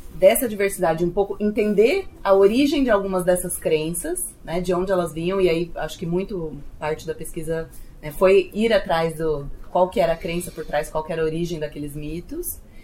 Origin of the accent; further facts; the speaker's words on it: Southeast, Brazil; nascida e criada no Sudeste, então eu não sou nordestina